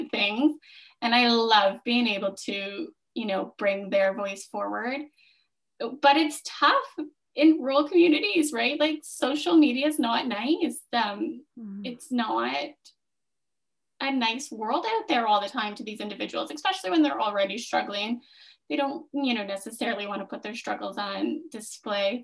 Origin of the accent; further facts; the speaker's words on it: Smiths Falls, Ontario, Canada; I grew up in Smiths Falls. Like, this is my hometown